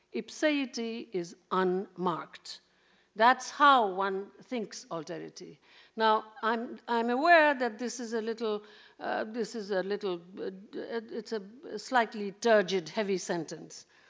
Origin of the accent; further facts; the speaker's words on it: Kolkata, West Bengal, India; I'm Indian